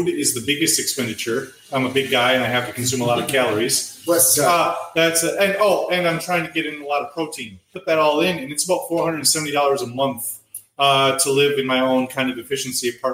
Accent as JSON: {"language": "English", "country": "United States", "moved": "as an adult", "lives_now": "Vietnam", "said": "I'm an American"}